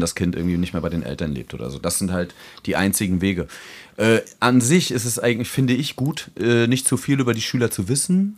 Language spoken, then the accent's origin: German; Germany; accent: German; moved away; mein deutscher Akzent